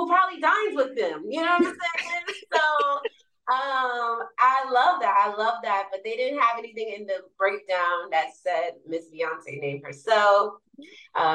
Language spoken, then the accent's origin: English; New York City, New York, United States; moved away as an adult; now in Los Angeles, United States; I'm from New York, Jamaica, Queens, born and raised